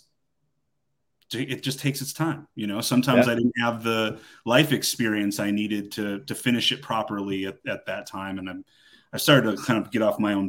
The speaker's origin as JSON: {"language": "English", "region": "Michigan", "country": "United States", "moved": "yes", "lives_now": "Georgia, United States", "said": "I'm from Michigan"}